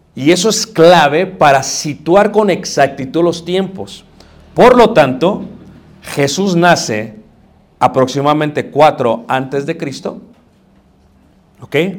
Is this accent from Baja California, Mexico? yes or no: no; Mexico City, Mexico; crecí en Ciudad de México